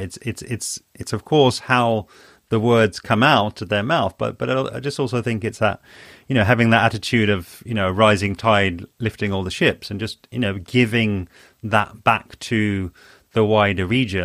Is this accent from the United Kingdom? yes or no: yes; London, United Kingdom; also born or lived in Spain; I'm from London, and I, I'm based in London.